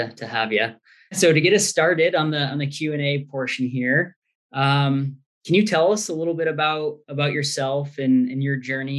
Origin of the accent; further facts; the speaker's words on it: Michigan, United States; Being born and raised in Michigan